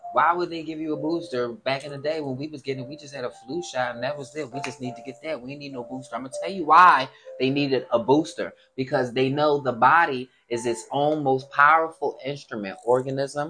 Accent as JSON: {"language": "English", "town": "Chester", "region": "Pennsylvania", "country": "United States", "tie": "born or raised there", "said": "I was raised in Chester"}